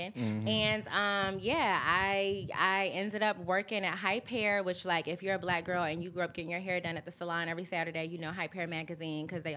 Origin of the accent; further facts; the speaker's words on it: Augusta, Georgia, United States; I'm from Augusta.